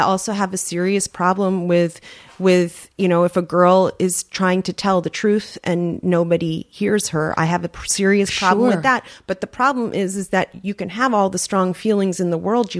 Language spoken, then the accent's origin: English; New York City, New York, United States; moved away as an adult; now in Los Angeles, United States; I grew up on the Upper West Side.